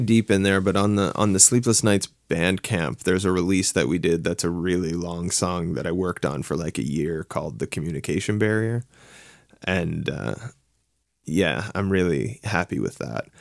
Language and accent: English; Halifax, Nova Scotia, Canada; moved away as an adult; now in Toronto, Canada; I'm from Halifax. I lived there for a really long time. I moved. I live in Toronto now